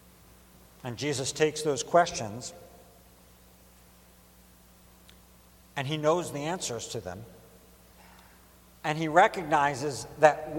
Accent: Baltimore, Maryland, United States; now in Philadelphia, United States; I'm from Baltimore

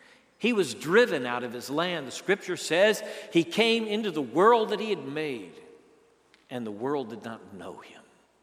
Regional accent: Minnesota, United States; also born or lived in Pennsylvania / West Virginia / Maryland / El Paso; I was born in Minneapolis, and before I was two, they moved to Pennsylvania, and then we moved to West Virginia, and then to Maryland, then we moved to El Paso, and I was just five. By the time I was seven, I was back in the northern plains of Minnesota.

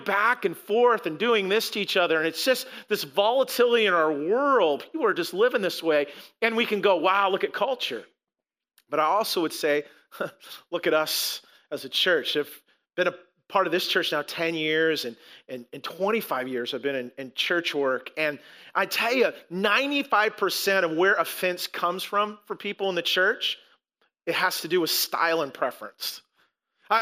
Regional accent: United States; we're American.

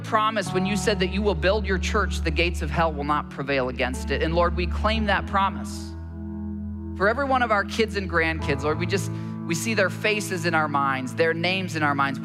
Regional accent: Michigan, United States; where I grew up in Michigan

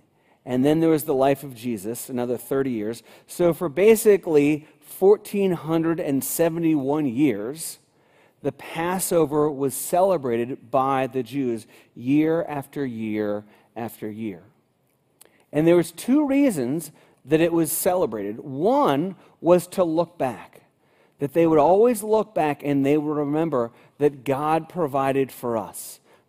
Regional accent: United States; Even though I was born in America, even though my parents took me to church occasionally, even though I was baptized as an infant

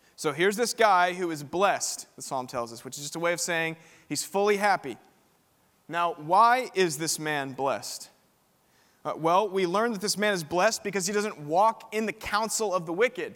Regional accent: Spring, Texas, United States; now in Austin, United States; I'm from just down the road in Spring, Texas. I went to Klein High School

